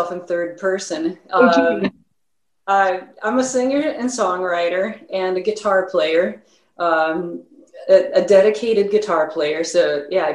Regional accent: Stockholm, Stockholm County, Sweden; also born or lived in Los Angeles, United States; now in Chicago, United States; So I was born in Los Angeles, but my mom married a Swede. And so I grew up in Stockholm.

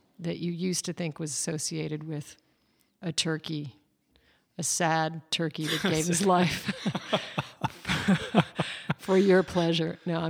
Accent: Alaska, United States; I come from Alaska, and my dad is a hunter

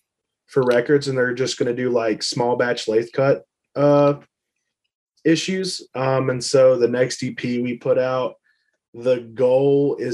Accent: near Lexington, Kentucky, United States; we're Lexington. It's just Lexington, Kentucky. it's where University of Kentucky is. So we'll just go with that, 'cause that's the closest thing to us.

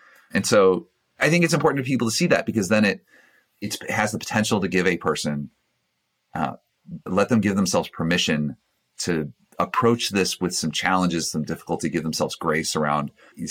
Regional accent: Georgia, United States; Single mom, four kids, growing up in Georgia

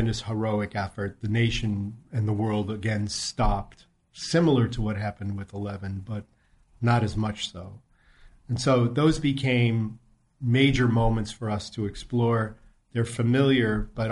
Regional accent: Cleveland, Ohio, United States; I grew up in Cleveland, Ohio

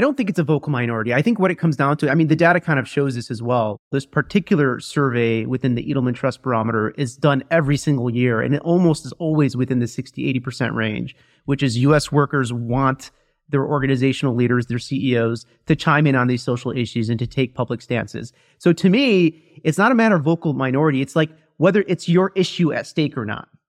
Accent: Midwest, United States; moved away as an adult; now in New York City, United States; I was from the Midwest.

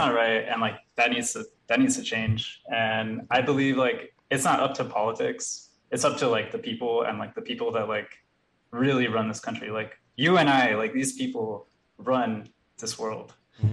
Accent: Edinburg, Texas, United States; So my hometown is Edinburgh, but there's like a, like I said, it's part of like the Rio Grande Valley.

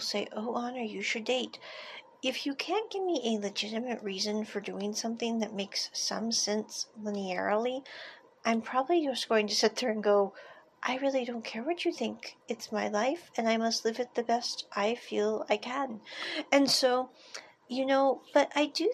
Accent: United States; moved away as an adult; I grew up in America

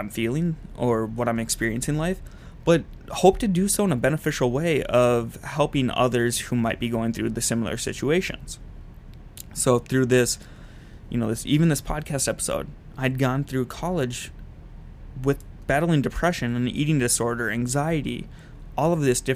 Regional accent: Minnesota, United States; moved away as an adult; also born or lived in Utah

